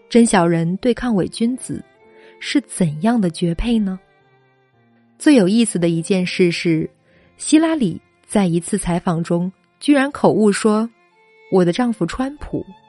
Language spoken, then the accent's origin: Chinese; China; 我们中国人